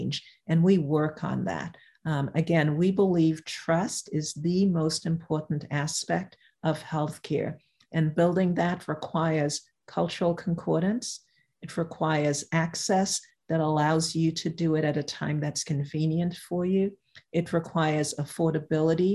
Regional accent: New York City, New York, United States; I'm from New York, the Upper East Side of Manhattan is different from Brooklyn where I grew up

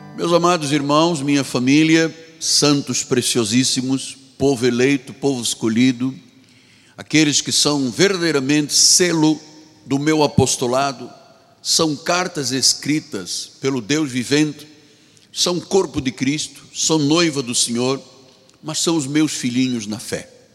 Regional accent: Luanda, Luanda Province, Angola; moved away; Eu sou africano, de Angola, de Luanda

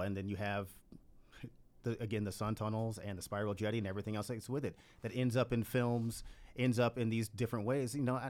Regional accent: Texas, United States; I'm from Texas

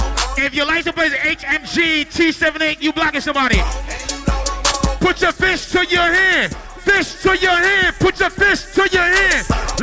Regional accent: New York City, New York, United States; I told you I'm from New York City though.

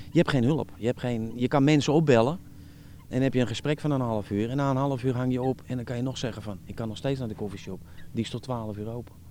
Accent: Netherlands; ben een Nederlander.

